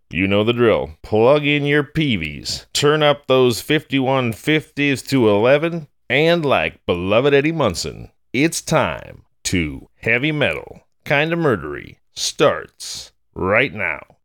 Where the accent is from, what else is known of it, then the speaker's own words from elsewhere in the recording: Maple Creek, California, United States; also born or lived in Arcata, California; The place that I grew up, a little hamlet called Maple Creek, isn't even really a hamlet